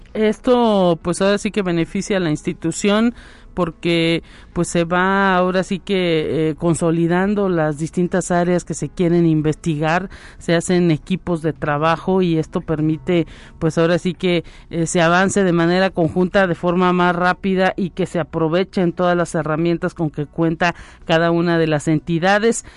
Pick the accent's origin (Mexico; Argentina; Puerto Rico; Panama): Mexico; México también vive ese problema de la migración y pues también hay tanto eh, colombianos como venezolanos que quieren pasar hacia el norte de nuestro país